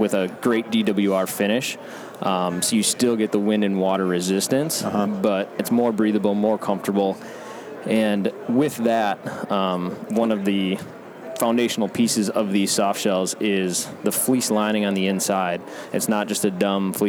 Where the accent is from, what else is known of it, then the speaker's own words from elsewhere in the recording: Midwest, United States; I grew up in the Midwest